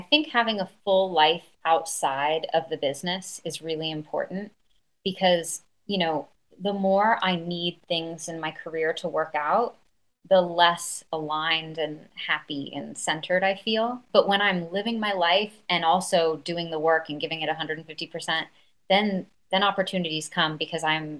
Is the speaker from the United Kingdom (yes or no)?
yes; London, United Kingdom; I think one thing that I loved about growing up in London, I went to a school that people didn't stay for a very long time.